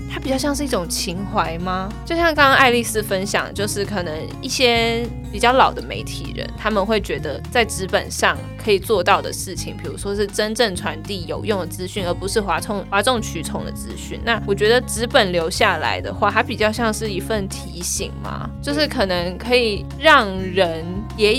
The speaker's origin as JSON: {"language": "Chinese", "country": "Taiwan", "said": "我们台湾人都有在用"}